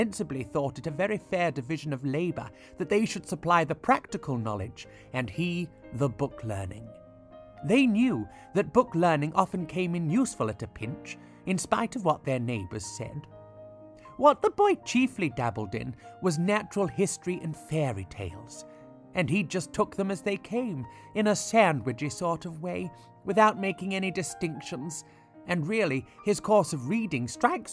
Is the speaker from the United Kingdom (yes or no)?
yes; United Kingdom; I am authentically British